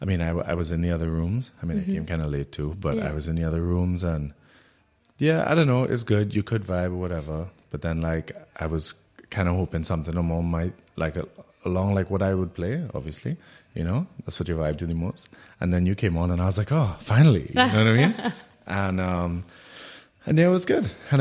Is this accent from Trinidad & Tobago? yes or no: yes; Trinidad & Tobago; now in Berlin, Germany; We are from Trinidad and Tobago. And we both live in Berlin.